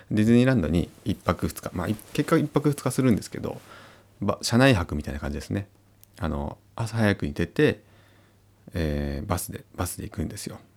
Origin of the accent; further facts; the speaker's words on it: Uonuma, Niigata, Japan; 私の地元の魚沼